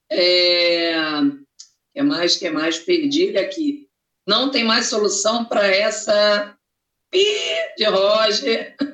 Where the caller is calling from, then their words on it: Embu das Artes, São Paulo, Brazil; Sou daqui do Embu das Artes, Grande São Paulo, Zona Sul. Abraço para tu. Sou torcedor do Flu.